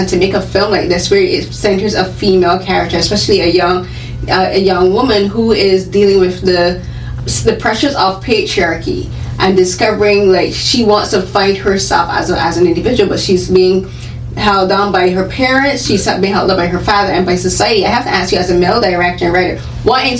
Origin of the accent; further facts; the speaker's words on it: Barbados; I grew up in, I'm from Barbados